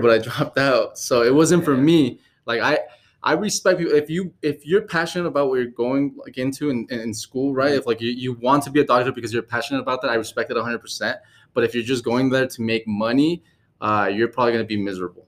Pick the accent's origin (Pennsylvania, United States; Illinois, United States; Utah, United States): Utah, United States; also born or lived in California; i uh, was born in california but raised in utah so i'm more of a utah kid